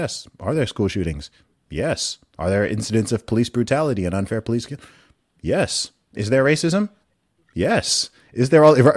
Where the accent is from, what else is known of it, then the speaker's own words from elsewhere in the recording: Saudi Arabia; You know, I myself, I grew up in Saudi Arabia, which is uh, that that's a whole nother kettle of fish